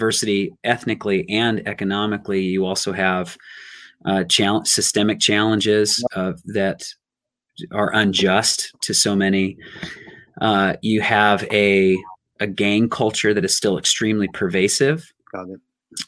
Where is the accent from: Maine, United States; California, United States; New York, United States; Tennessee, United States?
California, United States; Riverside; moved away as an adult; also born or lived in Long Beach, California; now in Los Angeles, United States; And then I was raised in Riverside.